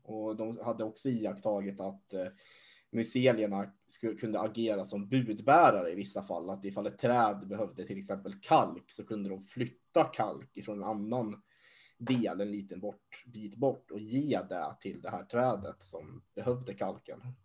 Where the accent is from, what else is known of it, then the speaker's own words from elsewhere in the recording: Hassela, Gävleborg County, Sweden; jag är ju uppvuxen i Hassela. Det är en liten, liten by längst norrut i Hälsingland